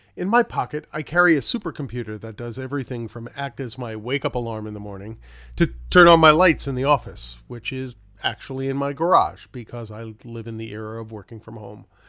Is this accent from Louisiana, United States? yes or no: no; New York City, New York, United States; I grew up in New York City, so I lived in a, uh, an apartment building complex